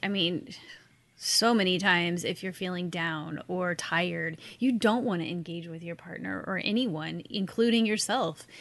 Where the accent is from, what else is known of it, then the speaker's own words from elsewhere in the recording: Missouri, United States; also born or lived in upstate New York; now in Florida, United States; I grew up in Missouri